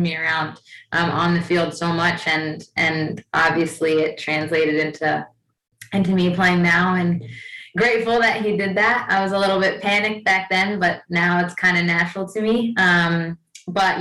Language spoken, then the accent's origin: English; New Jersey, United States; moved away as an adult; also born or lived in New York / Iceland; I'm from Jersey, went to Rutgers in New Jersey